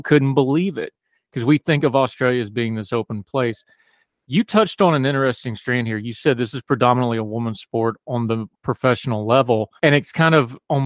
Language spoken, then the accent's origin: English; West Virginia, United States; I'm from West Virginia.